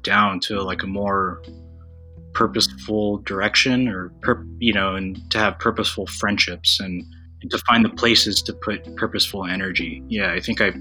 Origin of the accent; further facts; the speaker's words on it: United States; my identity as a Filipino-American